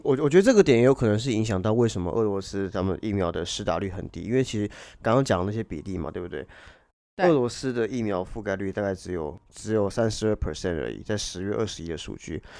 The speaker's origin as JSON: {"language": "Chinese", "country": "Hong Kong", "accent": "Hong Kong accent", "said": "我香港腔好像更严重了"}